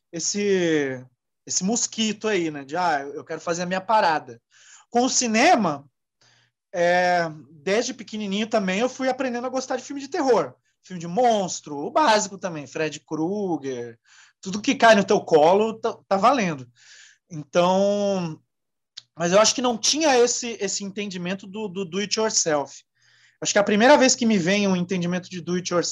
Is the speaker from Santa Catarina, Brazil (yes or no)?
yes; Joinville, Santa Catarina, Brazil; eu cresci Bom, em Joinville